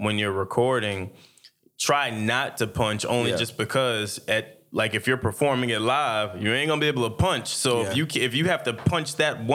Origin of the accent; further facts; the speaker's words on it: Jersey City, New Jersey, United States; I'm from Jersey City, so it's 8 miles long